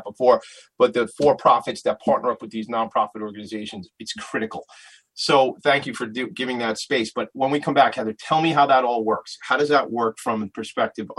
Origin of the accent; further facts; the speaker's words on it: Long Island, New York, United States; this is my hometown